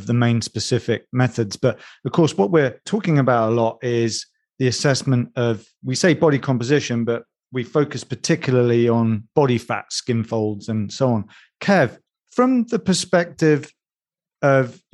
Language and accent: English; Edinburgh, Scotland, United Kingdom; Edinburgh is my hometown.